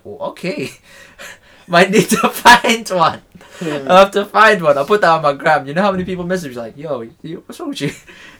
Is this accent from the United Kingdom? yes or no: no; Philippines; moved away; "From the Philippines."